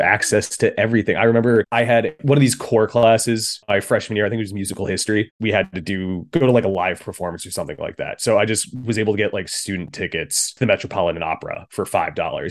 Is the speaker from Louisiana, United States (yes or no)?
no; southwestern Connecticut, United States; moved away as an adult; now in New York, United States; I grew up in Connecticut, southwestern Connecticut.